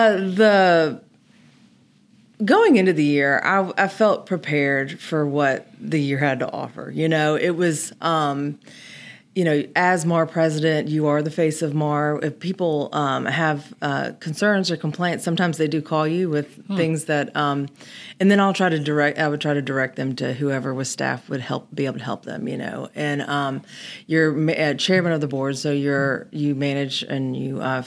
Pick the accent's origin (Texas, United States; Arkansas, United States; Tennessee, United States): Tennessee, United States; Germantown; now in Memphis, United States; I grew up in Germantown in Kimbrough Woods